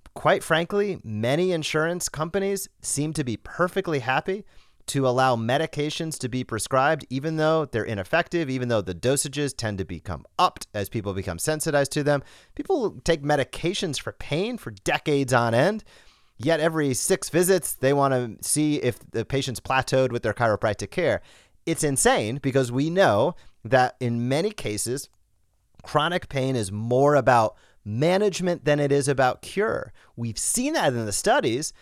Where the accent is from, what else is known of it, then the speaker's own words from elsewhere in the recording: Rhode Island, United States; moved away as an adult; I grew up in Rhode Island, zero to eighteen years old.